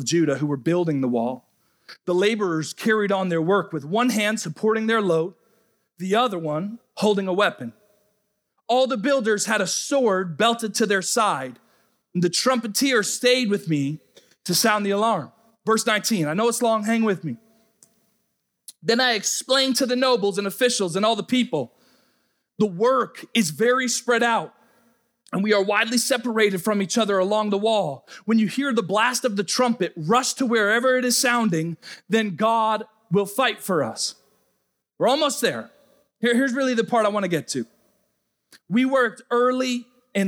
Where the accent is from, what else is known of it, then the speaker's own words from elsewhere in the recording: Rhode Island, United States; moved away as an adult; I'm from the Northeast, I'm from Rhode Island